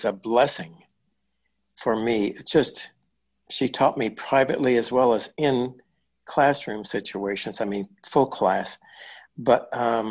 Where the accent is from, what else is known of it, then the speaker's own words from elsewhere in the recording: Mount Pulaski, Illinois, United States; I had started taking dance lessons in my hometown, Mount Pulaski